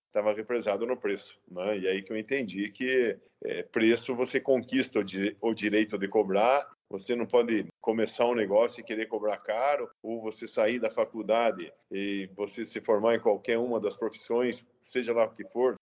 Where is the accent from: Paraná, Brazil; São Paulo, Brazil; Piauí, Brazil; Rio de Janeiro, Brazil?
Paraná, Brazil; Prudentópolis; moved away as an adult; also born or lived in Rondônia; eu de fato nasci em Prudentópolis